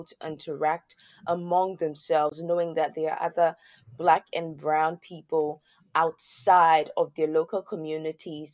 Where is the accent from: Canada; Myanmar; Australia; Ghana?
Ghana; moved away; also born or lived in United States; I was born in Ghana